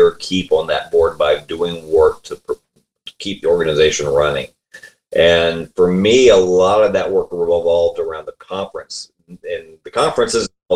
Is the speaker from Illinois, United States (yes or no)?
no; Columbia, South Carolina, United States; moved away as an adult; now in Richmond, United States; We grew up in Columbia, South Carolina, which is the capital there.